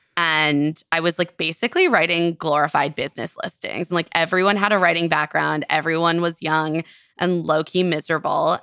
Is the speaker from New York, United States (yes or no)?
no; Silver Spring, Maryland, United States; I grew up in Silver Spring, Maryland.